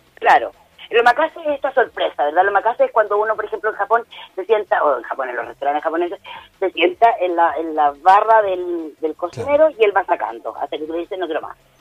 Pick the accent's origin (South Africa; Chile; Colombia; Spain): Chile; nosotros siempre igual como chilenos